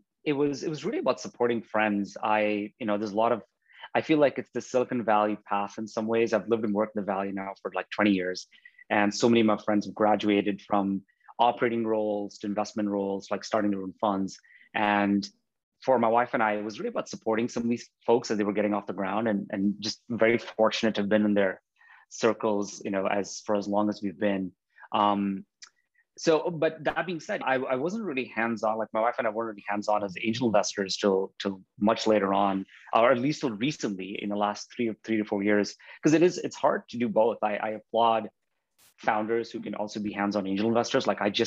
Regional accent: Bahrain; also born or lived in India; We're of Indian origin, so I'm Indian by birth, but I grew up in Bahrain in the Middle East. Bahrain's a tiny island in the Arabian Gulf, and my parents moved there in the 70s. So yeah, I was born in India, but I grew up in Bahrain.

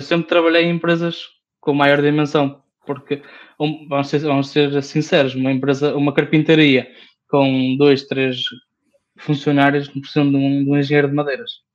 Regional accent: the North, Norte, Portugal; accent: northern (B/V merger); eu sou do Norte, por isso uhum. os Bs e os Vs é para esquecer

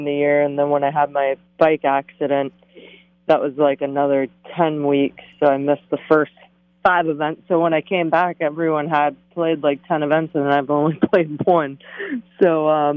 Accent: Boca Raton, Florida, United States; also born or lived in Fort Lauderdale, Florida / Jupiter, Florida; I was born in Fort Lauderdale, moved to Boca. I played at Broken Sound growing up

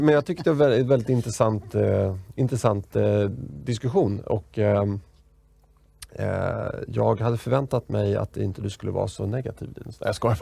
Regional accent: Sweden; som svensk då på 80-talet och, och liten mm. grabb

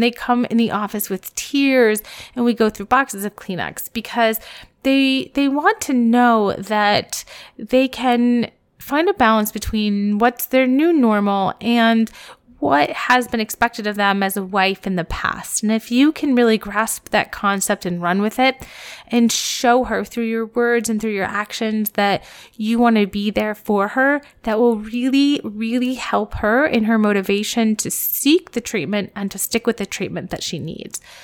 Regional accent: Columbus, United States; my hometown in Columbus

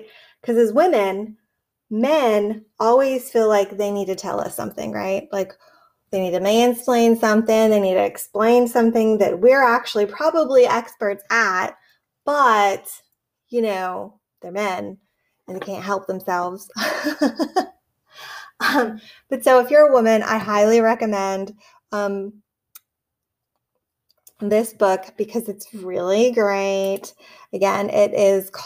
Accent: Pittsburgh, Pennsylvania, United States; moved away; I'm from Pittsburgh. And so I'm really excited to go back, see some family, see some friends

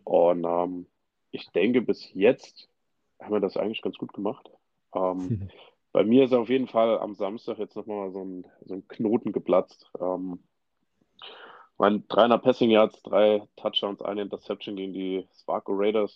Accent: Saarland, Germany; geboren, aufgewachsen bin ich im Saarland, genauer gesagt so in der Saluja-Ecke

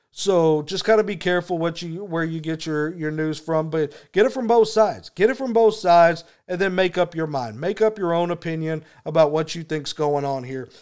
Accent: Texas, United States; I'm from Texas, so F-bombs are just like commas down here.

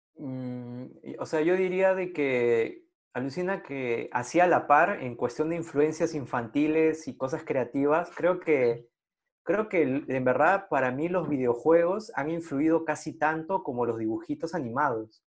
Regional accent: Lima, Peru; yo crecí en San Martín de Porres

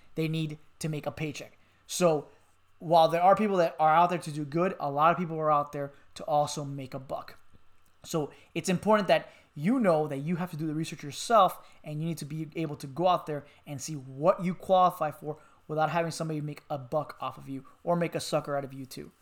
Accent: Miami, Florida, United States; moved away; I'm from Miami, Florida

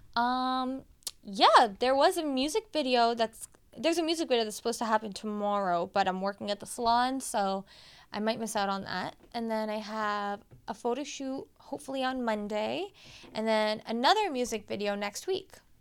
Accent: Canada; I was born here in Canada

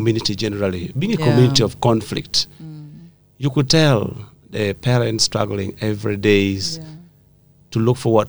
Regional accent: Abia, Northern Region, Uganda; also born or lived in Lira; I was born in a village called Abia. Abia is in the present Leptong district. Mm-hmm. It was originally Lira district, but I was born in Abia, which is a very lovely community, growing up in the society

